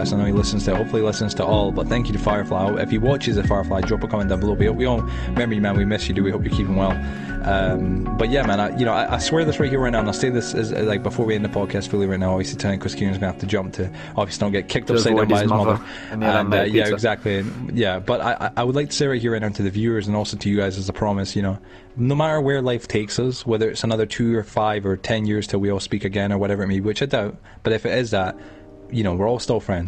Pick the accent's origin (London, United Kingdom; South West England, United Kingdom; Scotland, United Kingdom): Scotland, United Kingdom; Edinburgh; I'm from Edinburgh, Leith, to be specific. I grew up in Leith.